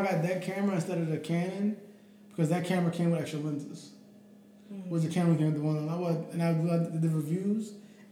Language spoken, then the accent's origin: English; Philadelphia, Pennsylvania, United States; I grew up in North Philadelphia